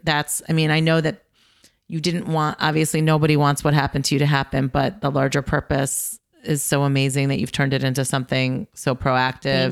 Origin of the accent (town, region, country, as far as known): United States